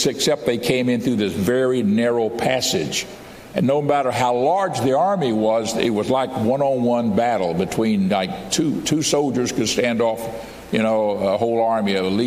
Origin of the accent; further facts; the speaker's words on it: United States; I'm an American. I grew up here as a boy